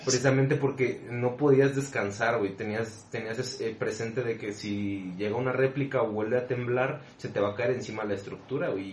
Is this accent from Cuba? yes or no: no; Mexico; nosotros como mexicanos